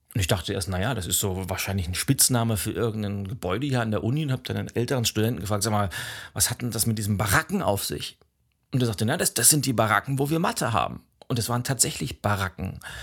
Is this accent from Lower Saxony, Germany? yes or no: no; Lübeck, Schleswig-Holstein, Germany; moved away as an adult; bin dann von meiner Heimatstadt Lübeck nach rechts Richtung Osten